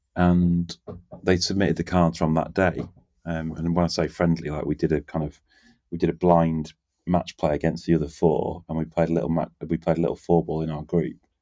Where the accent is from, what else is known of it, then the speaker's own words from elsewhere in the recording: England, United Kingdom; We're English